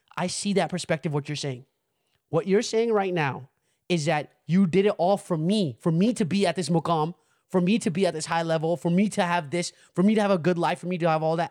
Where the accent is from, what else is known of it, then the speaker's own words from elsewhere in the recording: United States; We growing up in America